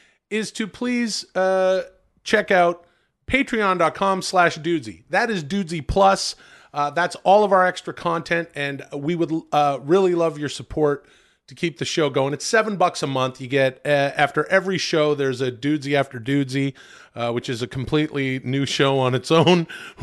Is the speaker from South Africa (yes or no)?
no; Canada; as you know, I'm Canadian, where we enjoy pancakes.